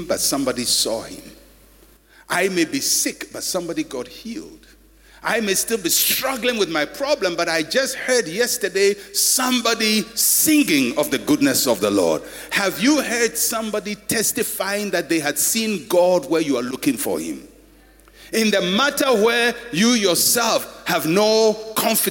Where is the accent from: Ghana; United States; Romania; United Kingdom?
Ghana; I'm a Ghanaian